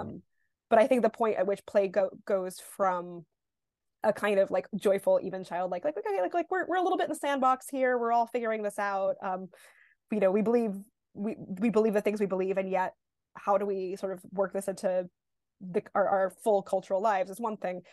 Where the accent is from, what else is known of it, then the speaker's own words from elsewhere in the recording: New York, United States; I'm born and raised in New York